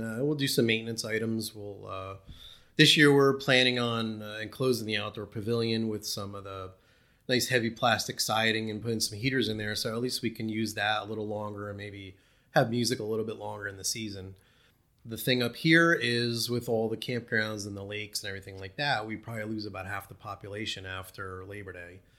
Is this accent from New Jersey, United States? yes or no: yes; New Jersey, United States; moved away as an adult; now in East Berne, NY, United States; I grew up in North Jersey.